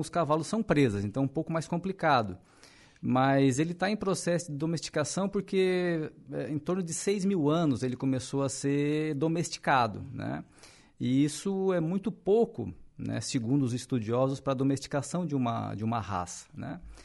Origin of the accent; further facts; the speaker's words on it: Araranguá, Santa Catarina, Brazil; sou natural de Araranguá mesmo.